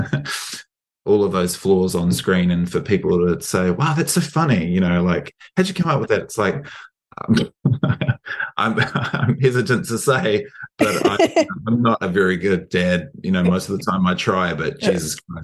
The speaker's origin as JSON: {"language": "English", "country": "New Zealand", "said": "as a New Zealander"}